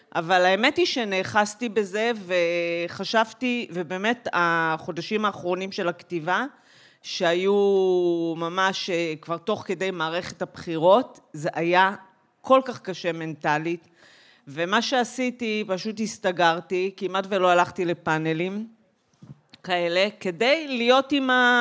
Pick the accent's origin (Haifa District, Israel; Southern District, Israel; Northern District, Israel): Northern District, Israel; Migdal HaEmek; moved away; אני גדלתי במגדל העמק